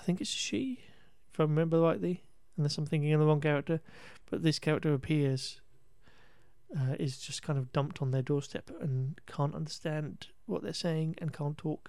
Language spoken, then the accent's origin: English; England, United Kingdom; we're English.